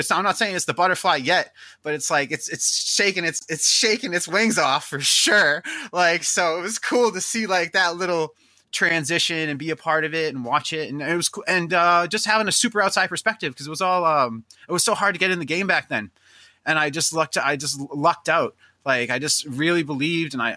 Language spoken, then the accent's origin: English; Lynn, Massachusetts, United States; I'm like from Lynn